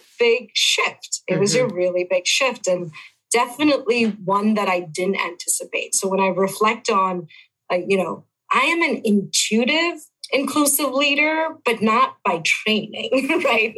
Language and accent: English; India; moved away as an adult; also born or lived in Buffalo, New York; now in United States; I am born and raised in India